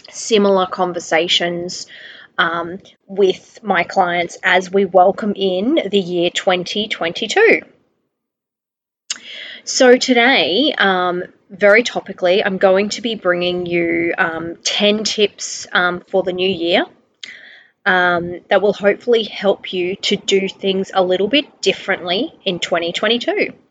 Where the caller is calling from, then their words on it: Brisbane, Queensland, Australia; um, also known as a balanced nutritionist, and I'm recording from Brisbane, Australia.